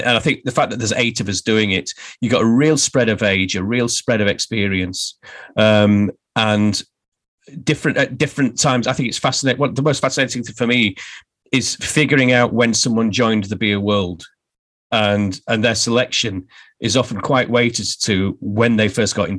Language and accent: English; Barnsley, Yorkshire and the Humber, United Kingdom; the beer that represents my hometown